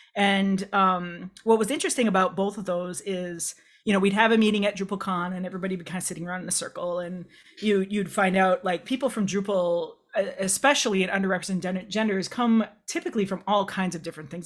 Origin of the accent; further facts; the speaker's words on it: Midwest, United States; a queer kid growing up in the Midwest, United States.